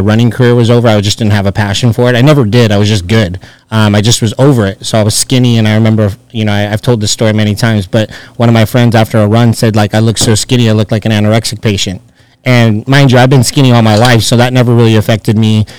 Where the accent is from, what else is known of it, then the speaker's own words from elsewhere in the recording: Chino Hills, California, United States; moved away as an adult; also born or lived in Orange County, California; now in Las Vegas, United States; I grew up in Chino Hills